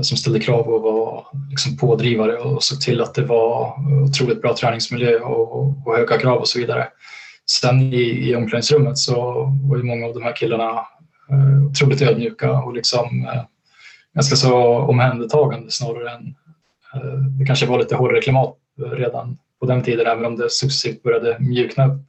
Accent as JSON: {"language": "Swedish", "town": "Gävle", "region": "Gävleborg County", "country": "Sweden", "tie": "born or raised there", "said": "kunna bo kvar i, i min hemstad Gävle"}